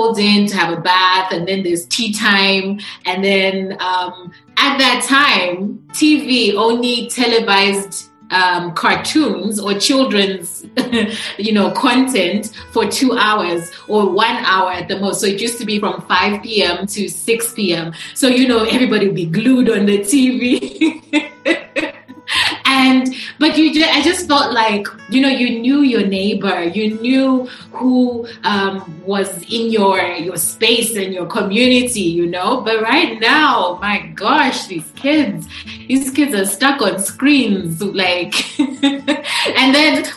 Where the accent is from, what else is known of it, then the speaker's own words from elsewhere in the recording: Ndola, Copperbelt Province, Zambia; also born or lived in Lusaka; I was born in the capital city, but I actually grew up in sort of the north of the country. Well, I'll just say north of the capital city, in another major city, which is called Ndola.